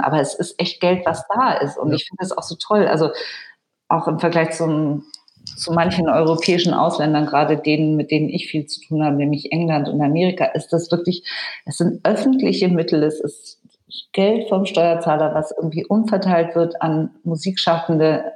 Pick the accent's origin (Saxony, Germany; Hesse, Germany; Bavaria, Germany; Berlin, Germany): Bavaria, Germany; Allgäu; ich bin ja so ähnlich aufgewachsen da im Allgäu